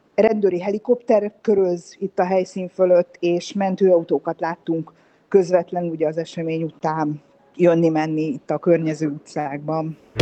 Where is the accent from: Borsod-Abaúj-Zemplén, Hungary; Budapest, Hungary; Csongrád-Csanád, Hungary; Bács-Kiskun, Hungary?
Budapest, Hungary